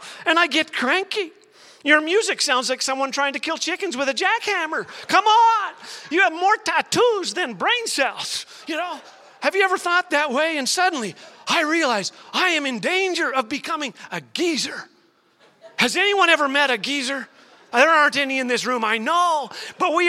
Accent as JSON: {"language": "English", "region": "Saskatchewan", "country": "Canada", "tie": "born or raised there", "said": "when I was a little boy growing up in Saskatchewan"}